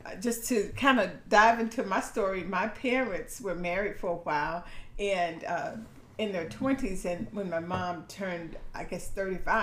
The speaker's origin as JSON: {"language": "English", "town": "Orlando", "region": "Florida", "country": "United States", "tie": "born or raised there", "said": "Born and raised in Orlando"}